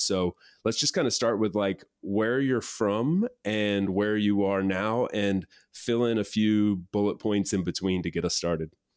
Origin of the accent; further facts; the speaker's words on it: East Coast, United States; moved away as an adult; I grew up on the East Coast